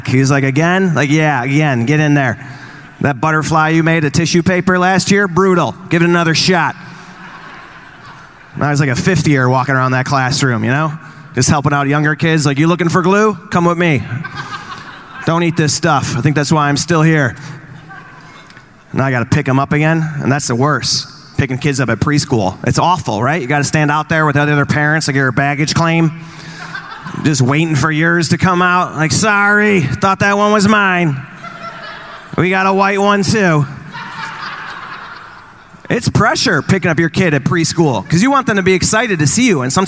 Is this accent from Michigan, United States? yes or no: no; Chicago, Illinois, United States; I'm from Chicago